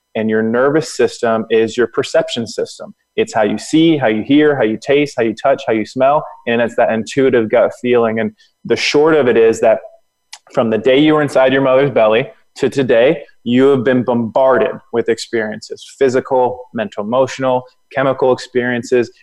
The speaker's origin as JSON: {"language": "English", "region": "Florida", "country": "United States", "also_born_or_lived": "Atlanta", "moved": "yes", "said": "I'm from Florida."}